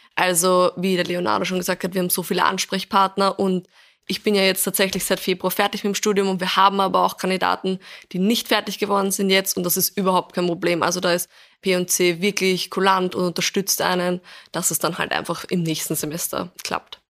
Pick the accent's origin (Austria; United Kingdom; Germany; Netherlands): Austria; Vienna; ich komme ursprünglich aus Wien, bin auch hier aufgewachsen